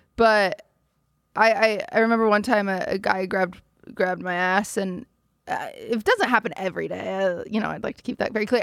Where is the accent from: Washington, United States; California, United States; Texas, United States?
Washington, United States; moved away as an adult; now in Los Angeles, United States; I was raised in Washington